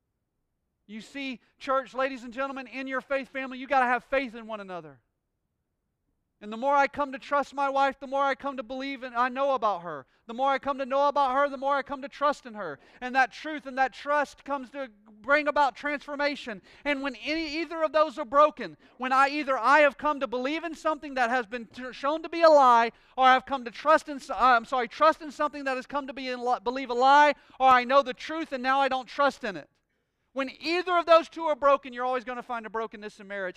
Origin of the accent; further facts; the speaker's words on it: Pensacola, Florida, United States; I'm from Pensacola, Florida, born and bred here my entire life